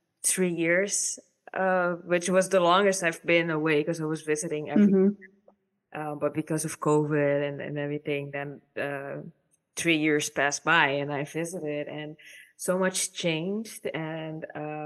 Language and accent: English; Caribbean Netherlands; now in Netherlands; I'm from the Caribbean and I've been here for 13 years now